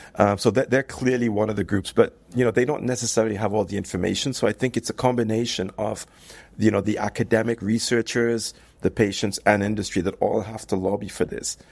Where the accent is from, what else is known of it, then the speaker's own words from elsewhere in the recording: United Kingdom; also born or lived in United States; now in France; I'm, I'm, I'm British. I, I lived in the U S for many years